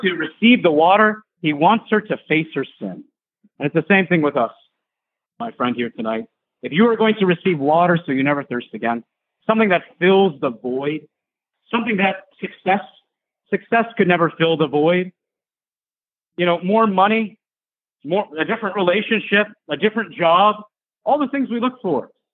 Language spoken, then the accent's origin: English; Michigan, United States; I'm from Michigan